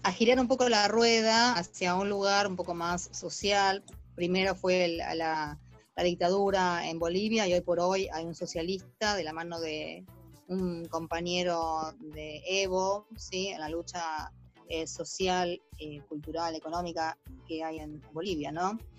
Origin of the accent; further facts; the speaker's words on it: Buenos Aires, Argentina; nosotros en Buenos Aires somos totalmente europeizados